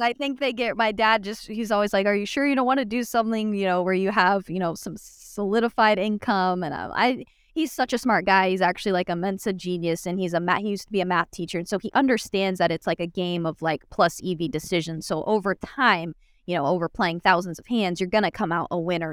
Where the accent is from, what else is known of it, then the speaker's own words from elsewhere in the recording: Phoenix, Arizona, United States; moved away as an adult; now in Dallas, United States; I was born and raised in Phoenix, Arizona